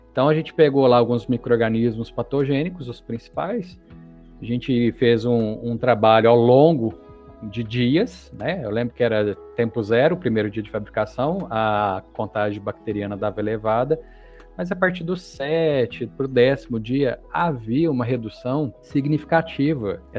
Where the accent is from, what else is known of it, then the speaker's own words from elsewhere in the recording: Minas Gerais, Brazil; eu acho isso maravilhoso, né? Como um bom mineiro e consumidor de queijos artesanais.